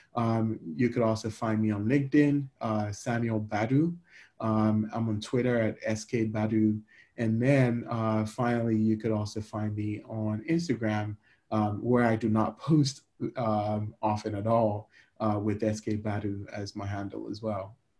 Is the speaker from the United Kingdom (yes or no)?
no; Ghana; now in United States; I'm a Ghanaian immigrant living in America.